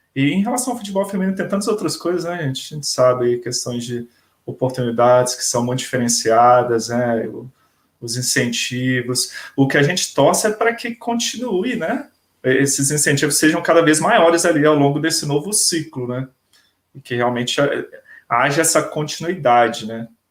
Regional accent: Brasília, Federal District, Brazil; sou daqui de Brasília

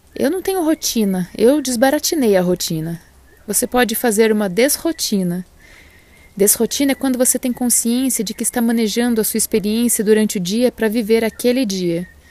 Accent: Brazil; somos brasileiros também

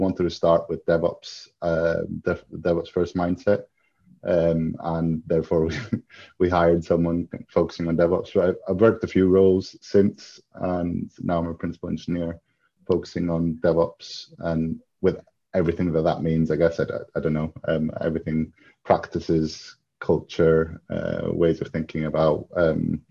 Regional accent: Greece; moved away; I grew up in Greece, but I have a Greek dad and an English mum from County Durham, so I am half British, half Greek.

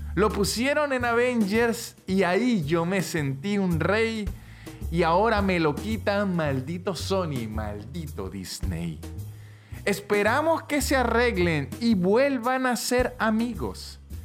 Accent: Táchira, Venezuela; yo soy de los Andes, soy de Táchira, una parte en Venezuela que es andina

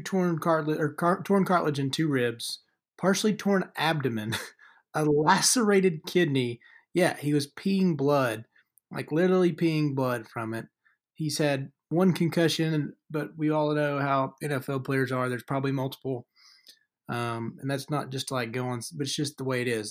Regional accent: Deep South, United States; Growing up in the Deep South

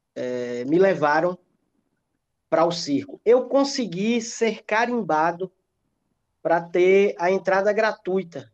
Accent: Ibicaraí, Bahia, Brazil; eu eu sou de Bicaraí, é uma cidade bem pequenininha aqui próximo de Ilhéus.

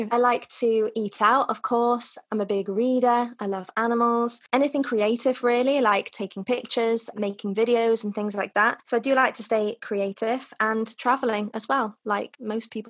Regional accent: North Wales, United Kingdom; moved away as an adult; also born or lived in China / Russia; now in Madrid, Spain; I'm originally from North Wales, but I've spent what's well, about nine years now living abroad. I've lived in China, Russia, and now in Madrid

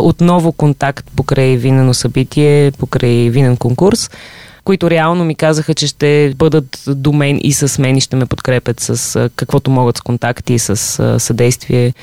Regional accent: Bulgaria; аз тук от България идвам

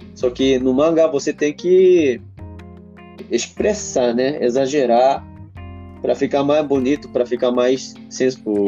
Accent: Japan; Portuguese is a second language; moved away; also born or lived in Brazil; o povo japonês

